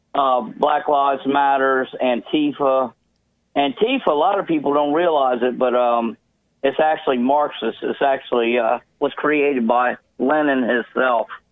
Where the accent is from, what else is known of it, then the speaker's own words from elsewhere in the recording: Delaware, United States; I'm from Delaware